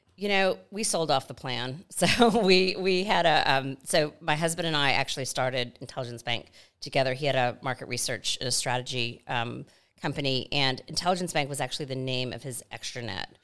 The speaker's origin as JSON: {"language": "English", "town": "Atlanta", "region": "Georgia", "country": "United States", "tie": "born or raised there", "also_born_or_lived": "New York City", "moved": "as an adult", "lives_now": "Australia", "said": "grew up in Atlanta, Georgia, in the Deep South"}